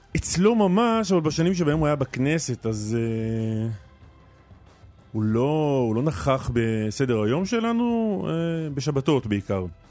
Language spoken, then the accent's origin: Hebrew; Nir Galim, Southern District, Israel; בניר גלים, במשק שגדלתי